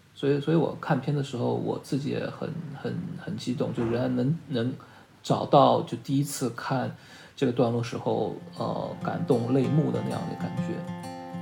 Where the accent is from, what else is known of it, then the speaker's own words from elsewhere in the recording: Shanghai, China; 因为我是上海人嘛